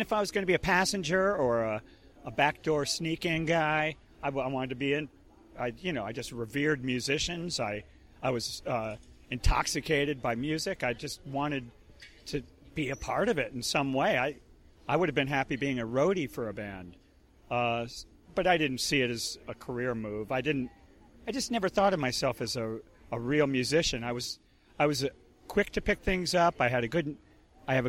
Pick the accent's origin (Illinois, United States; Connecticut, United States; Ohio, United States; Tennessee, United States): Connecticut, United States; outside of New York; now in Boston, United States; I grew up in Connecticut, outside of New York